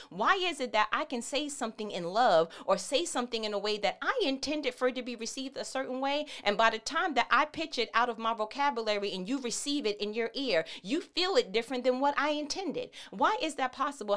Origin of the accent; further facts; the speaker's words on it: New York, United States; I'm from New York